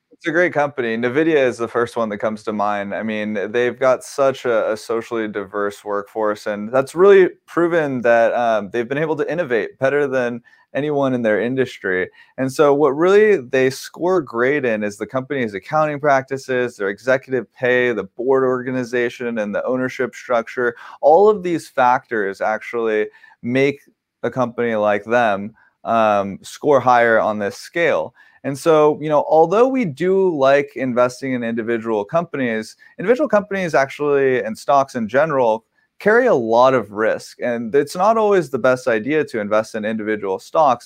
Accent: Southern California, United States; I grew up here in Southern California

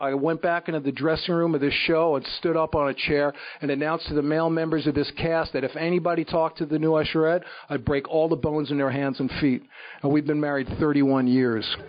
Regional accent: New York City, New York, United States; moved away; I was brought up in the Bronx in New York City.

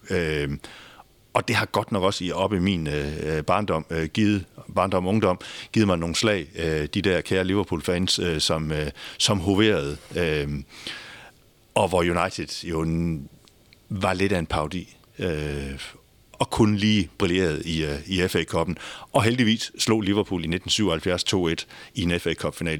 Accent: Denmark

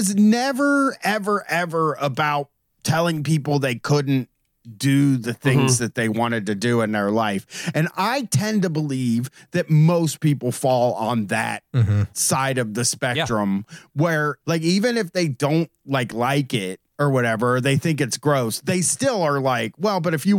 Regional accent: Groveport, Ohio, United States; I'm 43 years old. I grew up in Groveport, Ohio.

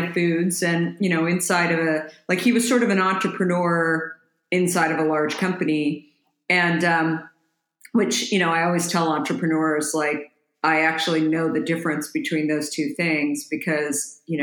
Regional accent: Scottsdale, Arizona, United States; moved away as an adult; also born or lived in Minneapolis, Minnesota / New York / San Francisco; I grew up in Arizona, actually ended up moving there when I was a little girl. My dad, we moved from Minneapolis

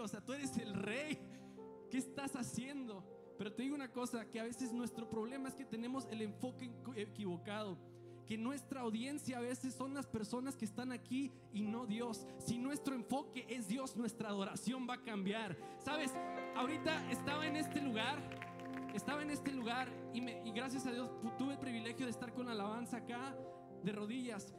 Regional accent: Allende, Coahuila, Mexico; soy de Allende, Coahuila

